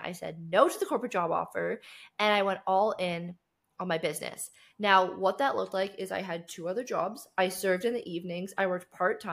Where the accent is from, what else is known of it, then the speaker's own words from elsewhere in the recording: Canada; moved away as an adult; now in Cape Town, South Africa; So I grew up in Canada and I grew up in a very small town